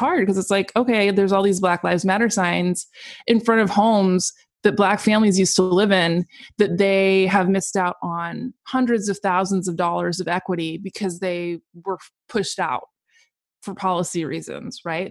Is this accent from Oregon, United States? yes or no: yes; Portland, Oregon, United States; moved away as an adult; now in Seattle, United States; I grew up in Portland, Oregon, was born and raised.